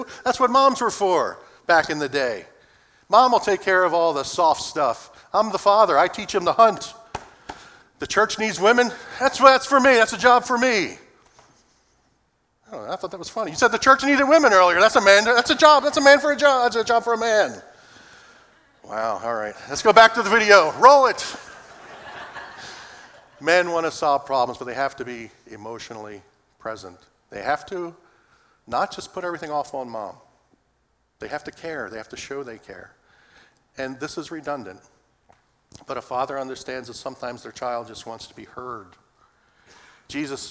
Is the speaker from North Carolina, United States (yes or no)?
no; Philadelphia, Pennsylvania, United States; Growing up in Philadelphia, my mother, for the part of our early life, was a homemaker